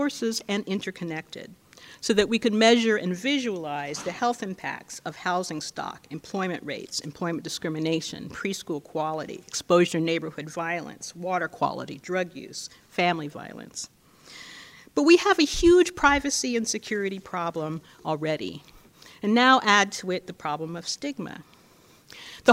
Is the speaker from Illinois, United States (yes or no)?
no; California, United States; my home state of California